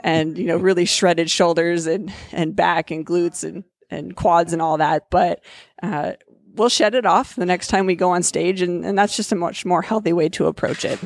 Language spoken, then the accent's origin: English; Cedar Rapids, Iowa, United States; moved away as an adult; also born or lived in Fort Collins, Colorado; I was born and raised in Cedar Rapids.